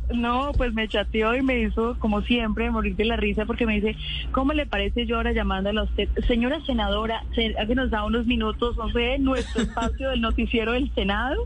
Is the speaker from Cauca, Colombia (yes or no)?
yes; Cauca, Colombia; Yo soy del departamento del Cauca